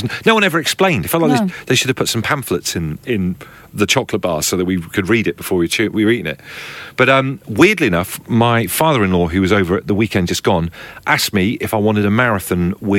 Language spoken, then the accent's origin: English; Liverpool, North West England, United Kingdom; We're from Liverpool. My family from Liverpool.